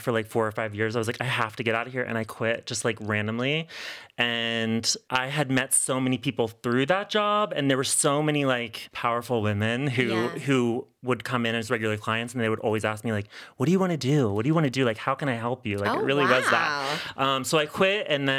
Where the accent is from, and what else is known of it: Maryland, United States; born or raised there